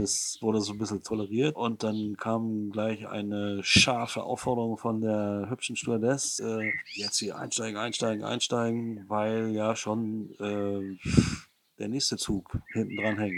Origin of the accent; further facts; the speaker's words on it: Rostock, Mecklenburg-Vorpommern, Germany; meine Kindheit in der DDR zum 1. Mai, wenn alle Werktätigen in die Rostocker Innenstadt fuhren durften